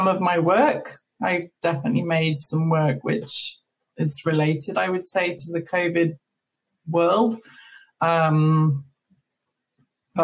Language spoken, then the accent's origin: English; England, United Kingdom; moved away as an adult; now in Maine, United States; I'm English. I'm used to sort of mild, drizzly, gray.